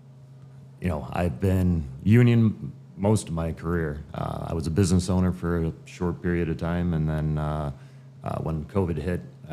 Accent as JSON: {"language": "English", "town": "Chicago", "region": "Illinois", "country": "United States", "said": "I'm from Chicago"}